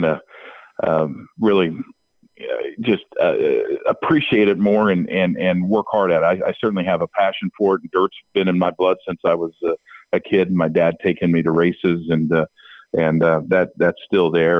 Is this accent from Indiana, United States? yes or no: yes; Indiana, United States; moved away; also born or lived in Charlotte; I grew up in Indiana